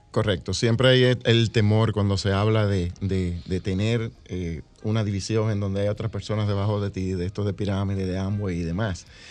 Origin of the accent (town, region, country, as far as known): Dominican Republic; now in United States